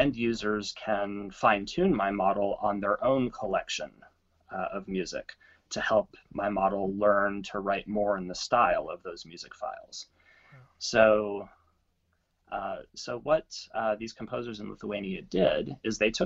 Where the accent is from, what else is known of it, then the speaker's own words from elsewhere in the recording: Corpus Christi, Texas, United States; I grew up in Corpus Christi, Texas.